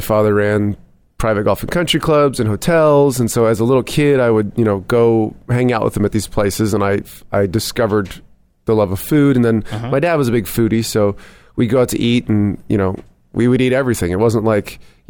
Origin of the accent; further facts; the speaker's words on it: Bellingham, Washington, United States; moved away as an adult; also born or lived in Englewood, Colorado; I'm from Bellingham, Washington, which is right on the Canadian border. Grew up there and then, moved down here about just over 7 years.